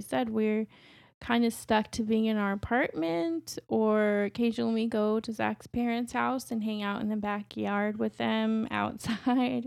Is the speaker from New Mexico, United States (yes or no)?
yes; New Mexico, United States; now in Chicago, United States; I'm from New Mexico, so I didn't grow up anywhere near a major city